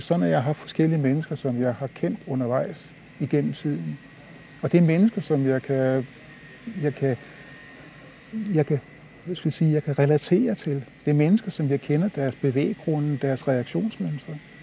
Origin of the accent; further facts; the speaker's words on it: Copenhagen, Capital Region of Denmark, Denmark; det sprog, jeg havde fået indgivet herudefra, i den, det sted, hvor jeg voksede op